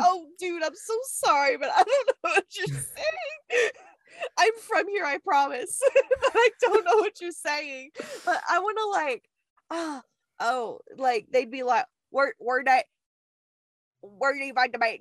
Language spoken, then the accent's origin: English; the South, United States; accent: southern